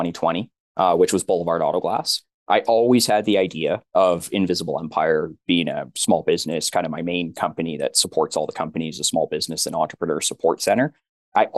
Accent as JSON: {"language": "English", "region": "Alberta", "country": "Canada", "said": "We're from Alberta"}